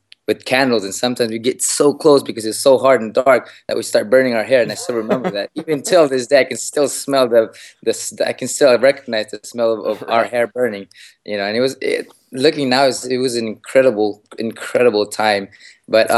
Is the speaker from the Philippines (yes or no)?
yes; Philippines; moved away; I was born in the Philippines, in a province in the Philippines, away from the streets.